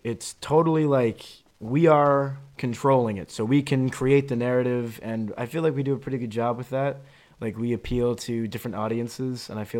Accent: Florida, United States; also born or lived in Summerside, Prince Edward Island; now in Prince Edward Island, Canada

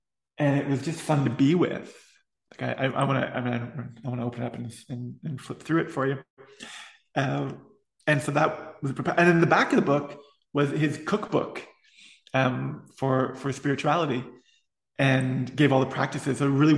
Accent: East Coast, United States; I mean, I'm from the East Coast. Hawaii wasn't even on my map, I don't think, being from where I was.

